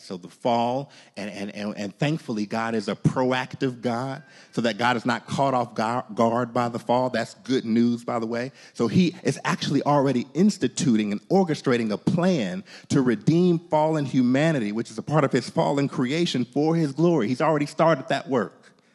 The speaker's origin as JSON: {"language": "English", "country": "United States", "said": "As American Christians"}